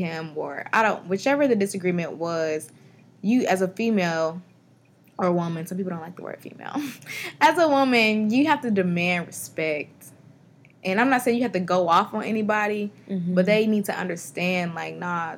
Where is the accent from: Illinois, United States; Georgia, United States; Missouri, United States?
Georgia, United States; Atlanta; I'm from Atlanta, and I've been here all my life